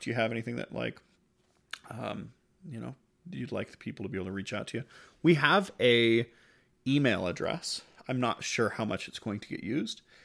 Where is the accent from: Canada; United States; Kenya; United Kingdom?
United States; growing up in the United States